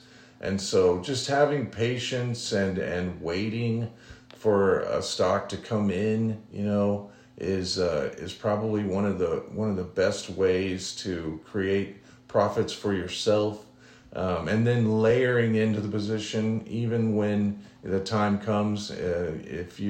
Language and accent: English; Omaha, Nebraska, United States; I'm actually from Omaha, Nebraska. My father was in an Air Force intelligence officer in Strategic Air Command at Office Air Force Base, and I was born in Clarkson Hospital in Omaha, Nebraska